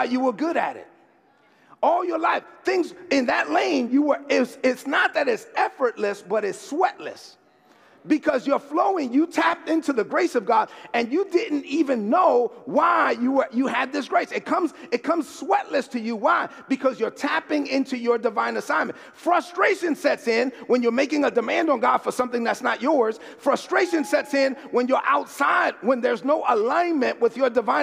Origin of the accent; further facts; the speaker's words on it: New York City, New York, United States; growing up in East New York, Brooklyn, I was one of the only kids that could hang out with the Dominicans and the Puerto Ricans